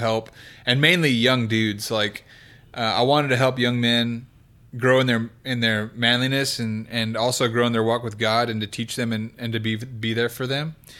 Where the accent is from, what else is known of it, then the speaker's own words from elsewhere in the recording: Kingsburg, California, United States; now in Oklahoma City, United States; I'm from the Okie area. of California.